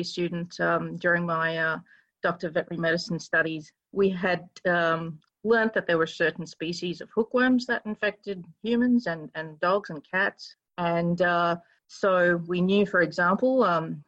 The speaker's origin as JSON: {"language": "English", "town": "Kolkata", "region": "West Bengal", "country": "India", "tie": "born or raised there", "moved": "yes", "lives_now": "Australia", "said": "I was raised in Calcutta."}